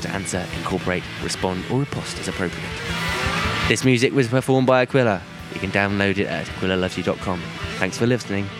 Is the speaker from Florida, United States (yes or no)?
yes; Florida, United States; accent: Southern American; So, yeah. I take back Florida. My Southern American accent.